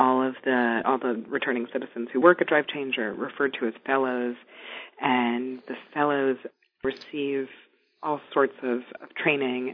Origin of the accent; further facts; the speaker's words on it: New York City, New York, United States; moved away as an adult; I grew up in New York City, a short break when I was a teenager